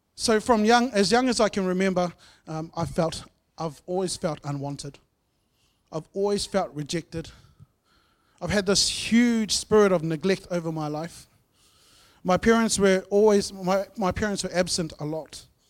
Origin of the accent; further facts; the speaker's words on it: Masterton, Wellington, New Zealand; moved away; I grew up in Masterton